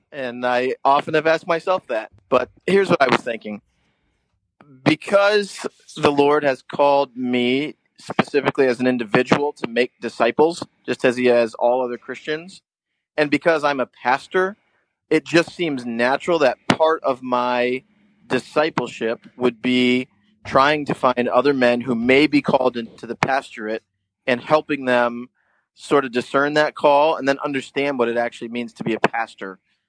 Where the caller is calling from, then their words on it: White Lake, Ontario, Canada; And I am calling in from White Lake, Ontario. I'm actually on a small island on a medium-sized lake in central Ontario.